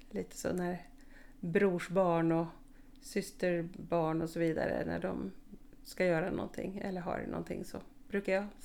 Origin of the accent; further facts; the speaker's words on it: Skåne, Sweden; also born or lived in Uppsala; jag är född i Uppsala faktiskt. Ehm, men bodde där ett år och sen är jag uppvuxen i Skåne på lite olika ställen